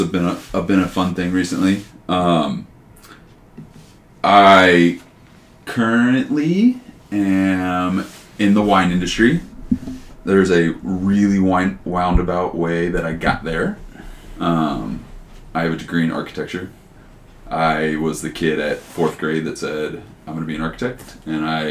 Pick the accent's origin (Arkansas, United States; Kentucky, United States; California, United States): Kentucky, United States; Cold Spring; also born or lived in Cincinnati, Ohio; Born in Cincinnati. I grew up in Northern Kentucky. I always tell people I grew up in Cincinnati just because nobody knows where Cold Spring, Kentucky is